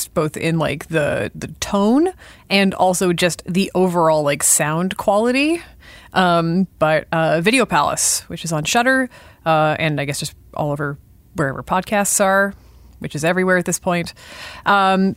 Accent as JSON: {"language": "English", "town": "Sudbury", "region": "Ontario", "country": "Canada", "tie": "born or raised there", "said": "I grew up north. I grew up in Sudbury. I grew up around a mine."}